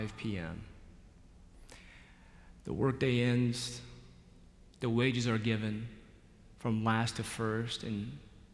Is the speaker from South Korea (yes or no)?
yes; Seoul, South Korea; now in Charlotte, United States; In 1981, I was born in Seoul, South Korea, to 2 loving parents.